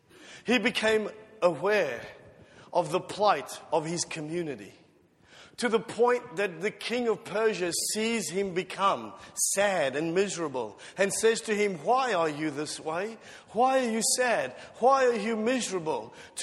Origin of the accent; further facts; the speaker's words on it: South Africa; moved away; When I immigrated from South Africa to here, one of the first things I noticed was that there were no fences, no gates, and no burglar bars on the windows.